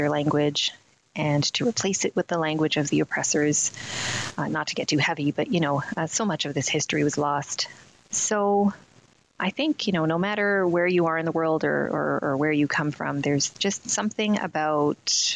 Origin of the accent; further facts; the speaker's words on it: Canada; I was born in Canada, so I like to think there's something about being Canadian